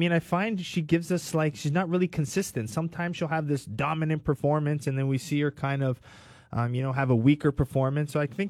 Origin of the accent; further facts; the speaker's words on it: Canada; Kyle Nelson, I'm hoping he does well, being another Canadian on the card.